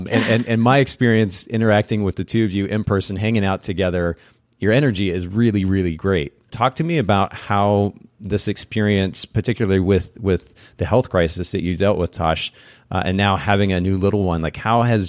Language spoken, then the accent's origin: English; Japan; It carries a certain color that reminds me of the Japanese language. I grew up in Japan